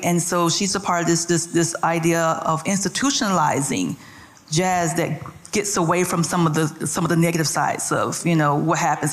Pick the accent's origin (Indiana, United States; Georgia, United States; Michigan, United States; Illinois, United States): Georgia, United States; Atlanta; I'm from Atlanta originally.